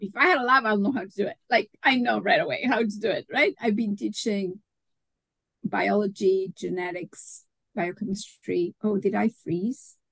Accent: Mexico; moved away; I'm originally from Mexico

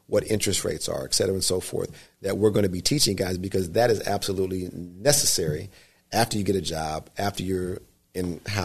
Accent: Southern California, United States; now in Northern California, United States; I'm not from Northern California. I'm from Southern California.

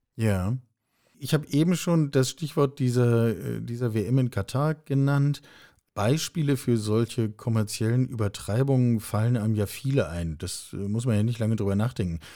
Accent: Hamburg, Germany; moved away; ich habe äh, als Teenager in der Westkurve des Volksparkstadions in Hamburg gestanden

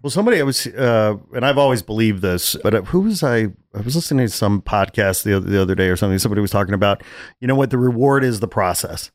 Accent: Chicago, Illinois, United States; moved away; I'm from Chicago

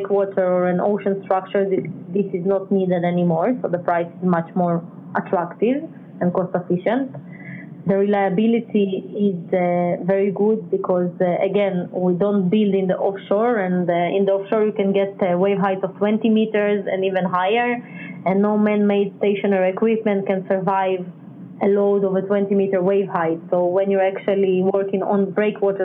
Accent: Ukraine; now in Israel; I was born, although I live in Israel, I was born in Ukraine.

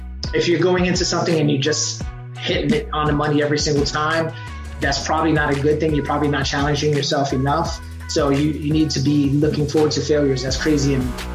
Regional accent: New York City, New York, United States; moved away as an adult; now in Hampton Roads, United States; born and raised in New York City. I'm of Puerto Rican descent, mom and dad.

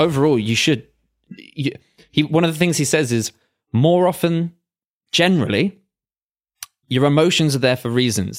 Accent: England, United Kingdom; we're both English

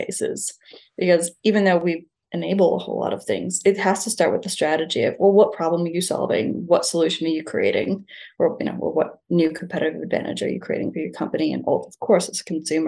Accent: Niagara Falls, New York, United States; now in Bondi, Australia; I'm from Niagara Falls in the US

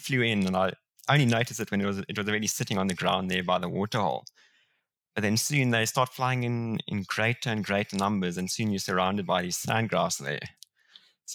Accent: Pretoria, Gauteng, South Africa; also born or lived in Namibia; I was born in Pretoria

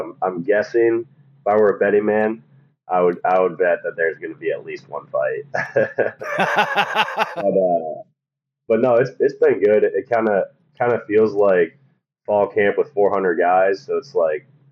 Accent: Omaha, Nebraska, United States; I'm from Omaha, Nebraska

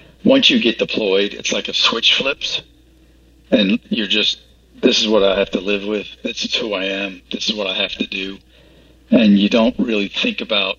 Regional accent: Florida, United States; moved away as an adult; also born or lived in Virginia Beach; I'm from Florida.

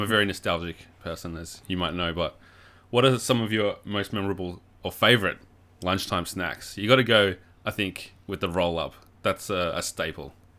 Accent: Warrnambool, Victoria, Australia; my hometown of Warrnambool

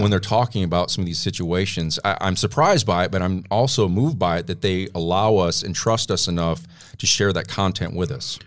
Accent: Flint, Michigan, United States; now in Tennessee, United States; my hometown of Flint, Michigan

